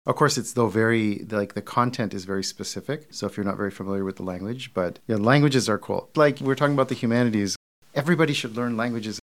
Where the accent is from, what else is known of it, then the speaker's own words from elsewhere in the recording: Detroit, Michigan, United States; I'm from Detroit.